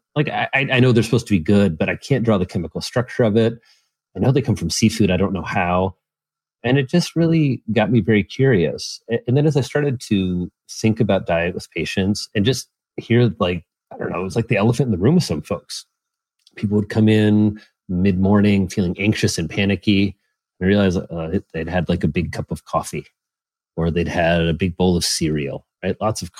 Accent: Midwest, United States; I'm from the Midwest. That's just like a disgusting idea.

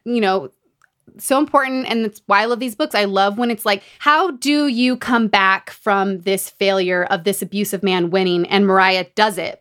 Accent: Utah, United States; Growing up in Utah

